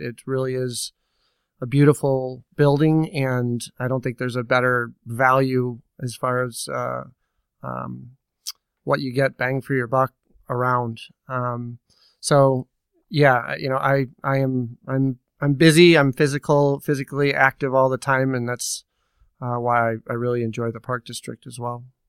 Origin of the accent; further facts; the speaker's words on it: Naperville, Illinois, United States; growing up in Naperville